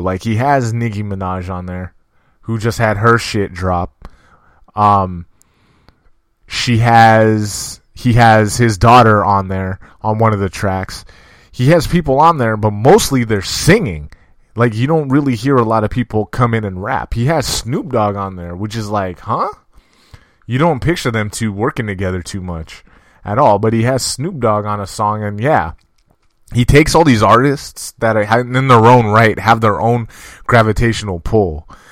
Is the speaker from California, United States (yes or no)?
yes; California, United States; I'm from California.